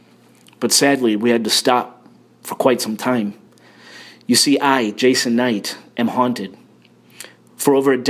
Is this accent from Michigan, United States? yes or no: no; Chicago, Illinois, United States; I'm from Chicago